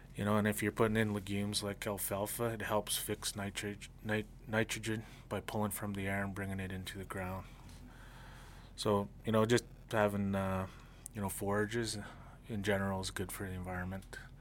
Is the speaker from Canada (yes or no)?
yes; Blood Tribe, Alberta, Canada; I'm from the Blood Tribe, Kainai. I farm on the reserve